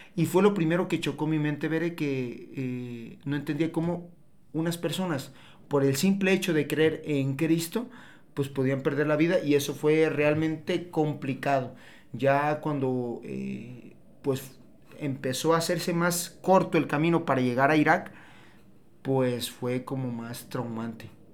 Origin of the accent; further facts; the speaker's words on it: Tepatitlán de Morelos, Jalisco, Mexico; moved away as an adult; now in Guadalajara, Mexico; Después me vine aquí a Guadalajara, soy de Tepa, soy de Tepa, me vine a Guadalajara hace 10 años